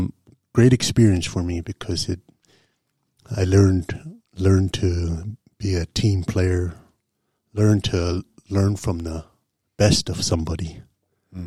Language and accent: English; Crow Agency, Montana, United States; also born or lived in Lodge Grass, Montana / Lockwood, Montana; I grew up in the Crow Agency area. Lived in Dunmore, mostly Crow. Then we moved to Lockwood for a couple years, and then we moved back to Crow.